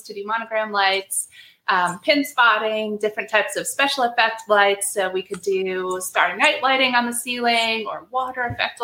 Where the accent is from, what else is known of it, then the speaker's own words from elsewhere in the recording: Wisconsin, United States; moved away; also born or lived in Maryland; it would take place in Wisconsin, my hometown.